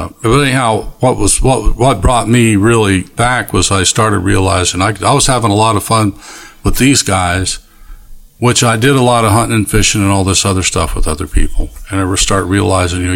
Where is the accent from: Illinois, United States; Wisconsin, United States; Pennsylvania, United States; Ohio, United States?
Ohio, United States; I grew up in Ohio, and when I was a young kid, our family didn't really go to church